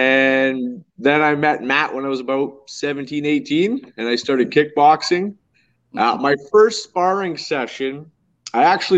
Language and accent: English; Timmins, Ontario, Canada; I'm from Timmins, Ontario. It's minus 30 here.